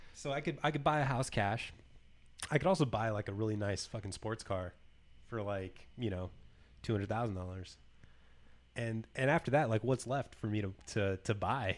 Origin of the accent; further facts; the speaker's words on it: California, United States; moved away; my hometown of California